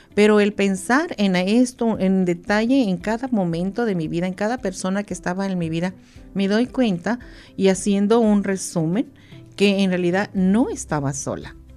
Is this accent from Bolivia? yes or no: no; Mexico; now in United States; nosotros lo adoptamos como mexicanos, como latinos, hispanos